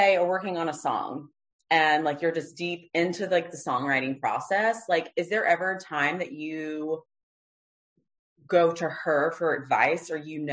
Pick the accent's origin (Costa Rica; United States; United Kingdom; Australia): United States; Low Country, South Carolina; we're both from South Carolina. I'm from the Low Country.